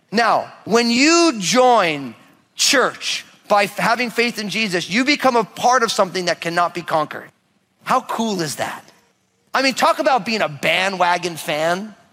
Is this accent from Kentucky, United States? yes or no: no; outside of New York, United States; also born or lived in Oregon; now in Washington, United States; I grew up outside of New York, so there's a, copious amounts of sports teams, right?